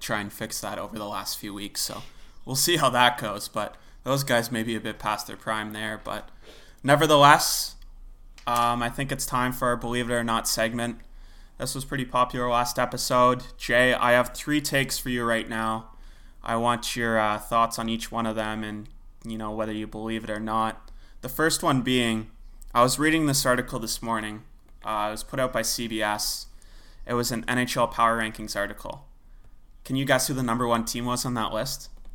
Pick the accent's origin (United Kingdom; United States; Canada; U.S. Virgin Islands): Canada; as a Canadian